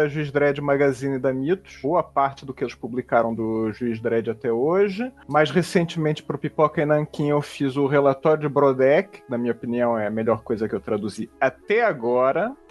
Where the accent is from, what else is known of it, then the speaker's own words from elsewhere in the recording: Portugal; also born or lived in Brazil; Uh, eu morei vinte e tantos anos no Brasil, mas sou português.